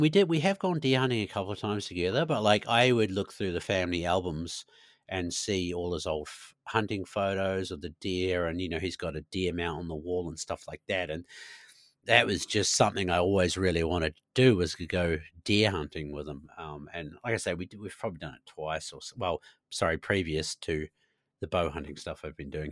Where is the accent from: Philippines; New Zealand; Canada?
New Zealand; moved away as an adult; also born or lived in Christchurch, New Zealand; now in Sweden; a Kiwi being Kiwi